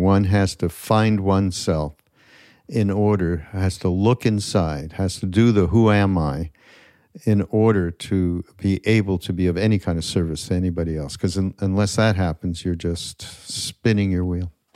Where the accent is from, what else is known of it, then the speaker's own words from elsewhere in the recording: Canada; now in United States; Canadian. I'm from Canada